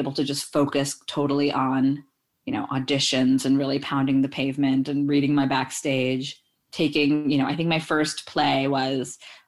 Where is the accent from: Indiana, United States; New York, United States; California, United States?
New York, United States; also born or lived in India / Belgium; I was born in India and I lived in Belgium for 4 years as a kid. But then at the age of 5, I grew up in New York.